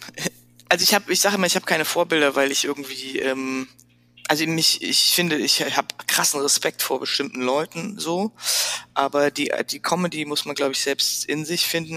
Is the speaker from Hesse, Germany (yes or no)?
yes; Frankfurt, Hesse, Germany; accent: Hessian; moved away as an adult; also born or lived in Paris / Milan / Freiburg / San Francisco; ich bin letztlich aufgewachsen in Frankfurt. Also geboren in Paris und dann sind wir ziemlich schnell nach Frankfurt gezogen und da bin ich zur Schule gegangen